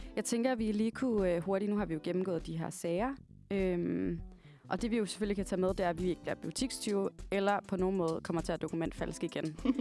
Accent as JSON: {"language": "Danish", "town": "Varde", "region": "Southern Denmark", "country": "Denmark", "tie": "born or raised there", "said": "Jeg kommer fra en lille by, der hedder Varde, som ligger i Jylland, lidt uden for Esbjerg"}